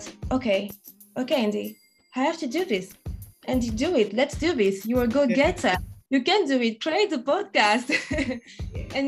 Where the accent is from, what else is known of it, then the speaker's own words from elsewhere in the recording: France; accent: French; English is a second language; moved away as an adult; now in London, United Kingdom; I'm French, as you can hear from my accent, and Caribbean. So my both parents are from Haiti, and I was born in France, and now I live in London